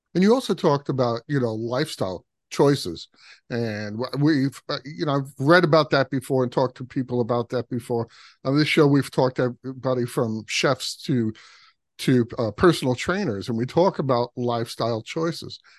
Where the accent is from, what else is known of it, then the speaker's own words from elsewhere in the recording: New York City, New York, United States; I grew up in Brooklyn